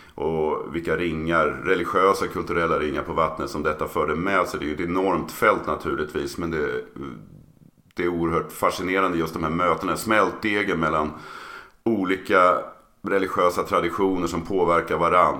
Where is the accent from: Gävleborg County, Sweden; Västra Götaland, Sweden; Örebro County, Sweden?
Örebro County, Sweden; Örebro; now in Uppsala, Sweden; född och uppvuxen i Örebro